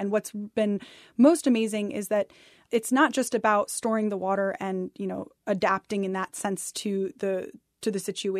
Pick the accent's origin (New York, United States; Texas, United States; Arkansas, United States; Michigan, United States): New York, United States; Ithaca; Yeah, I grew up in Ithaca, New York, and my mother had bought a house on the edge of Cayuga Lake that was an old fishing shack and it had a dirt floor and an outhouse.